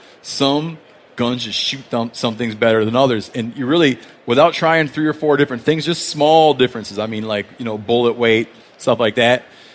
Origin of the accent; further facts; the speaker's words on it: Michigan, United States; Like, I grew up in Michigan.